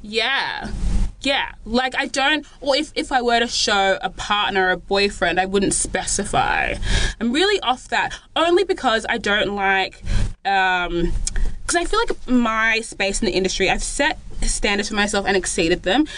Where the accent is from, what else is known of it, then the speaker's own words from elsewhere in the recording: Australia; Flex was born in Australia